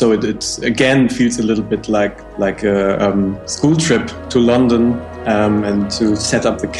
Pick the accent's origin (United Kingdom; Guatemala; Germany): Germany; Hamburg; now in Berlin, Germany; We grew up together in Hamburg